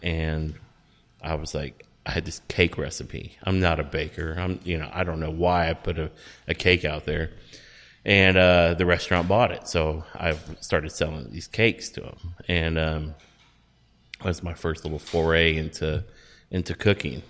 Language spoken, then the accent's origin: English; Texas, United States; we grew up in Texas